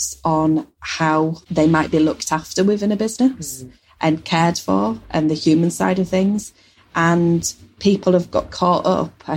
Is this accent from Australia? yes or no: no; Yorkshire and the Humber, United Kingdom; we're from Yorkshire and we know Yorkshire very well